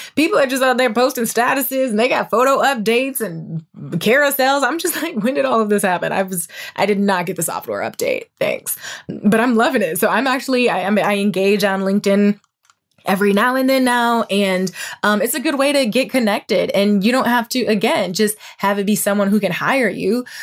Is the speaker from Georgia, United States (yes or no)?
no; Toledo, Ohio, United States; moved away as an adult; also born or lived in Indiana / Dayton, Ohio / Dallas, Texas; now in Los Angeles, United States; I'm from Toledo